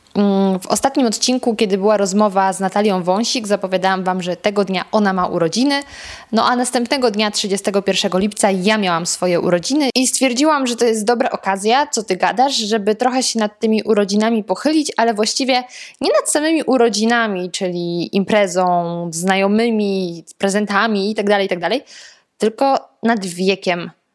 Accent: Lower Silesian Voivodeship, Poland; Ja pochodzę z Dolnego Śląska

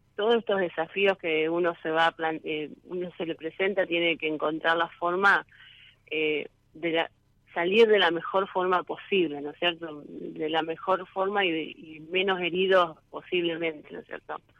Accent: San José, Entre Ríos, Argentina; yo soy de San José, departamento Colón, Entre Ríos.

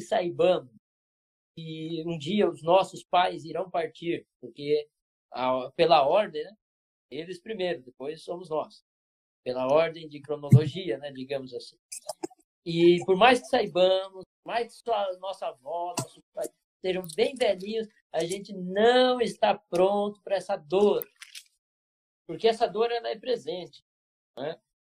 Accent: Bauru, São Paulo, Brazil; moved away; Lá em Bauru, interior do estado de São Paulo, de onde eu, eu me criei a maior parte do tempo

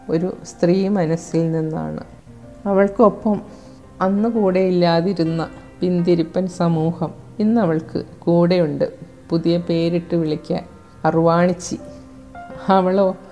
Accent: Chembu, Kerala, India; ഞാൻ വൈക്കത്ത് ചെമ്പ് സ്വദേശിനിയാണ്

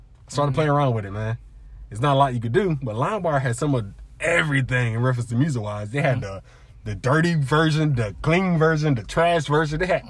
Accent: South Carolina, United States; Born and raised in South Carolina

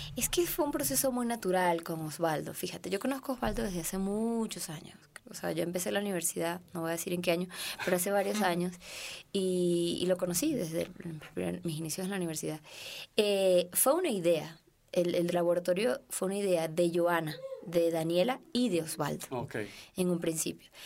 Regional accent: Venezuela; now in Mexico; yo como venezolana

